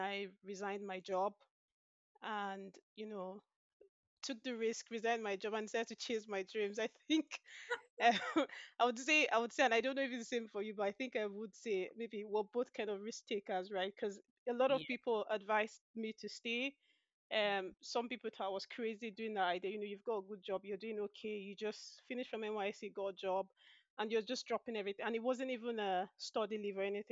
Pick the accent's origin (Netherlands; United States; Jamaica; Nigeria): Nigeria; moved away as an adult; now in Aberdeen, United Kingdom; Originally, I'm from Nigeria. That's in West Africa. So I had all my initial education, undergraduate, and my initial work experience as well